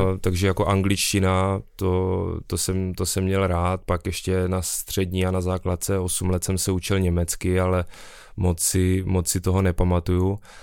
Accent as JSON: {"language": "Czech", "town": "Brno", "region": "South Moravian Region", "country": "Czechia", "said": "jsem z Brna"}